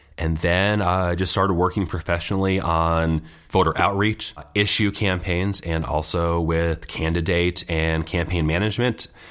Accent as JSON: {"language": "English", "town": "Scotia", "region": "New York", "country": "United States", "tie": "born or raised there", "lives_now": "Guilderland, United States", "said": "I grew up in Scotia, which is outside of Schenectady."}